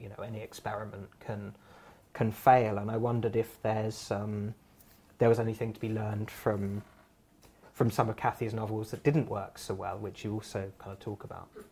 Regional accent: Surrey, South East England, United Kingdom; I grew up in Surrey

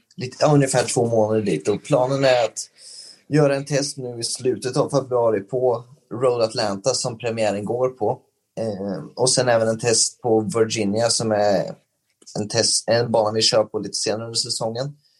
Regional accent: Sweden; moved away as an adult; när man åker som svensk över till, eh, till eh, USA

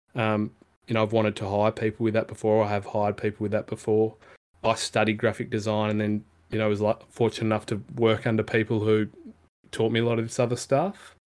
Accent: Perth, Western Australia, Australia; I grew up in Perth

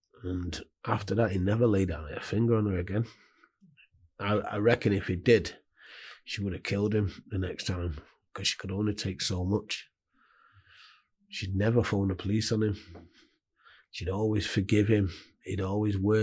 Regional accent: Manchester, North West England, United Kingdom; also born or lived in Hulme, Manchester; grew up in Hume, moved to Moss Side before I was 18 months old

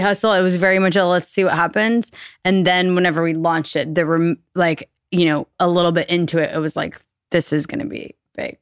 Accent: Austin, Texas, United States; born or raised there; moved away as an adult; also born or lived in New York

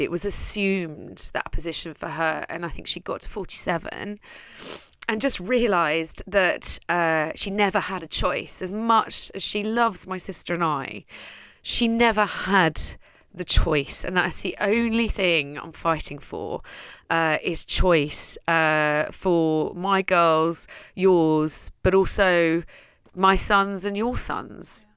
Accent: Netherlands; moved away as an adult; now in London, United Kingdom; I'm from Holland, I'm Dutch, I raised one daughter there

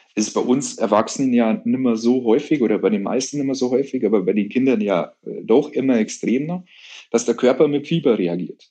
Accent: Munich, Bavaria, Germany; bei uns in München

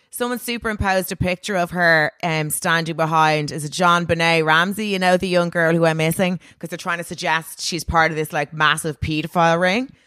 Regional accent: Dalkey, Leinster, Ireland; I'm from Dorky

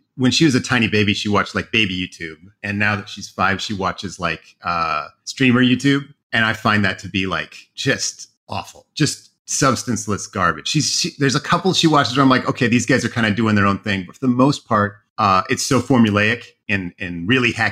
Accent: Oregon, United States; moved away as an adult; also born or lived in Idaho; I grew up in Oregon

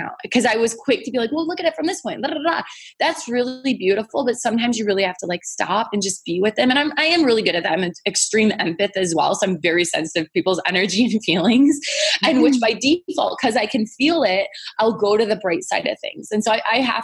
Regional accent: Michigan, United States; now in California, United States; I'm from Michigan

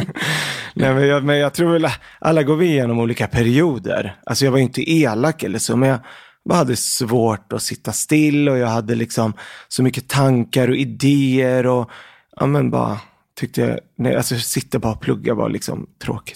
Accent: Örebro, Örebro County, Sweden; also born or lived in Lebanon; jag är född i Libanon, mm. så att jag kom till eh, Sverige när jag var sex år gammal. Mm. Och då flyttade vi till Örebro. Eh, så där har jag i princip vuxit upp fram tills jag var 18

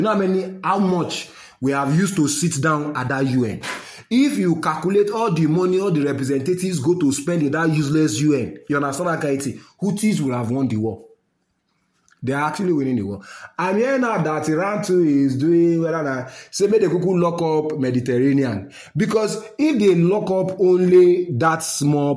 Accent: Nigeria; I'm a Nigerian, yes. I love my country

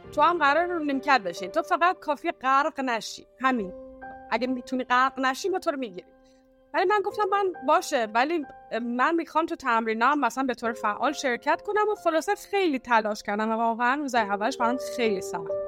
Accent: Iran; moved away as an adult; also born or lived in United States; now in Istanbul, Turkey; توی ایران بزرگ شدم

